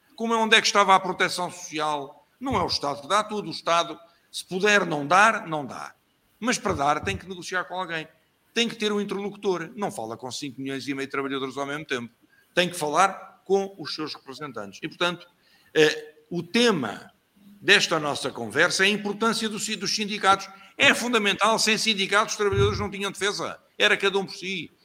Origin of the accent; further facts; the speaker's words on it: Lisbon, Portugal; also born or lived in Campelo, Figueiró dos Vinhos; nasci em Lisboa, como vos disse, em Alfama, eh, um bairro típico